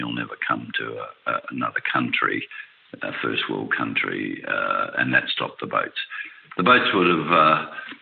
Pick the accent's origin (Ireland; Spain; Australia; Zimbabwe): Australia; I'm an Australian citizen